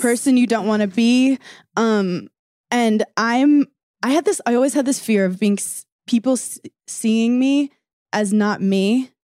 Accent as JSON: {"language": "English", "region": "New York", "country": "United States", "said": "I'm from New York"}